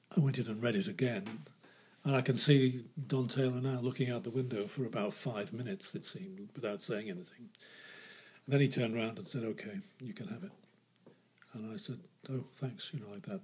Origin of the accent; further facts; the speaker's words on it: Liverpool, North West England, United Kingdom; moved away; Liverpool, which was my hometown